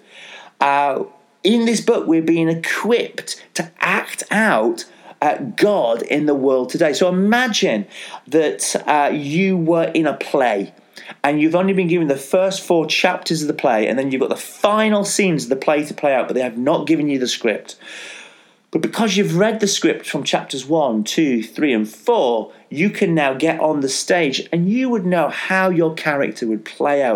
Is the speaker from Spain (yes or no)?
no; Yorkshire and the Humber, United Kingdom; I'm a Yorkshireman